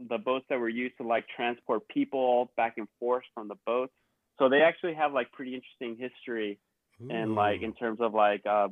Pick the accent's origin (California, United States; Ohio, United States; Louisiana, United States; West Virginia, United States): California, United States; Bay Area; growing up in the Bay Area